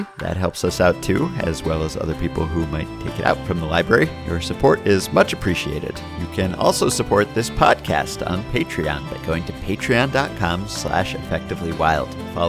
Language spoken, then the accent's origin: English; Lake Elsinore, California, United States; In my hometown of Lake Elsinore, the Lake Elsinore Storm have retired 3 numbers